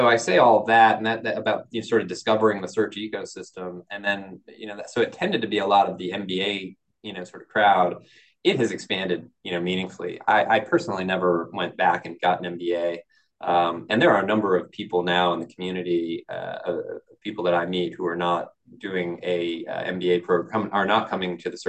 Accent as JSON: {"language": "English", "region": "Connecticut", "country": "United States", "tie": "born or raised there", "said": "growing up in Connecticut"}